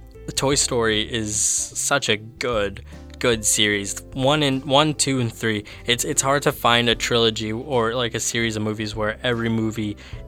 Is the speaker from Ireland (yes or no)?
no; Canada; as a Latin American, I was born here in Canada, so I can't necessarily say that I'm completely Latin American, but I have been to Guatemala.